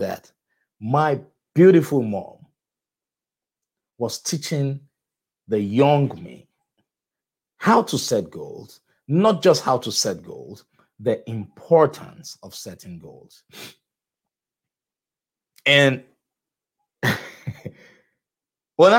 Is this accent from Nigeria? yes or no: yes; Nigeria; moved away; I grew up in Nigeria